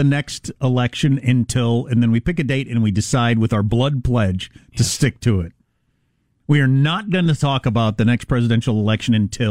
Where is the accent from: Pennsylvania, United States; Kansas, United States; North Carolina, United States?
Kansas, United States; moved away; I'm from Kansas